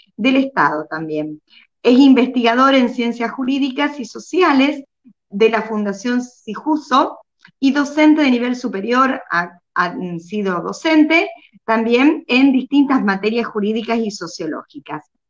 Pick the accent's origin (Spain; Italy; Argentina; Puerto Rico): Argentina; que soy de Argentina